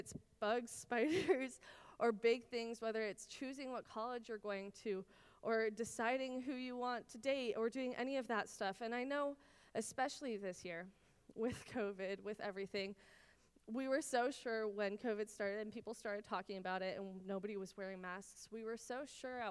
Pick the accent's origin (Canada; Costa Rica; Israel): Israel; moved away; I grew up in Israel. My parents are still there